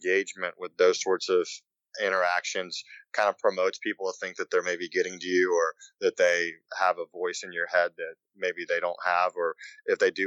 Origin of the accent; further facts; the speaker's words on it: Shreveport, Louisiana, United States; I was born in Shreveport, Louisiana, which is only about a 5.5 hour drive to Memphis